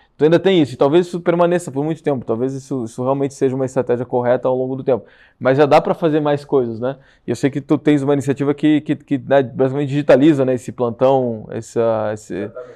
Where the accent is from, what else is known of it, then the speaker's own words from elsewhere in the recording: Rio Grande do Sul, Brazil; moved away as an adult; now in São Paulo, Brazil; nós gaúchos estamos invadindo São Paulo